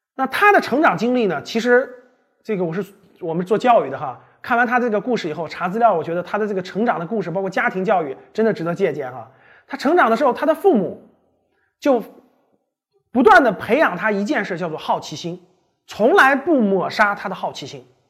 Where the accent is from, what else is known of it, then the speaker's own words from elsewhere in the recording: China; 他呢是还跟我们中国人有点关系是吧？